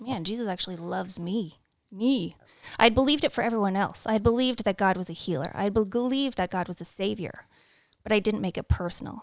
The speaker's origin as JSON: {"language": "English", "country": "Canada", "tie": "born or raised there", "also_born_or_lived": "Saskatchewan / London, Ontario", "moved": "yes", "said": "we're both born and raised in Canada"}